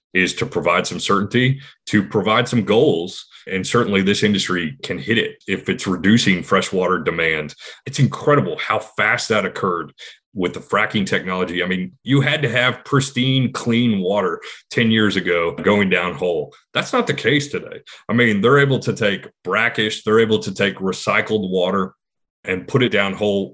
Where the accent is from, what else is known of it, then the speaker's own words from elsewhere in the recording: Houston, Texas, United States; now in Austin, United States; A kid growing up in the 80s in Texas, in Houston